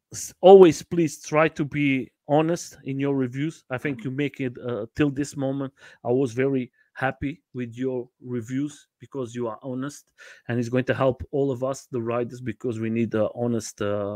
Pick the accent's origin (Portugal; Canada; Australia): Portugal; I have my wife is from Brazil and I'm from Portugal.